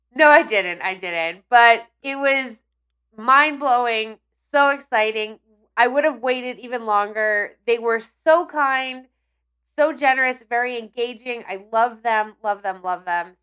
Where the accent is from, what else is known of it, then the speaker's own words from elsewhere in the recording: Ridgewood, New Jersey, United States; I grew up in Ridgewood, which is one town over